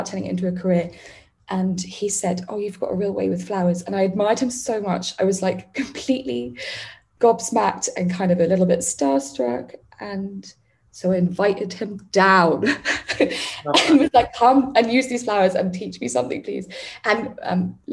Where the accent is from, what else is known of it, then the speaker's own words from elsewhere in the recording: London, United Kingdom; I grew up in Wandsworth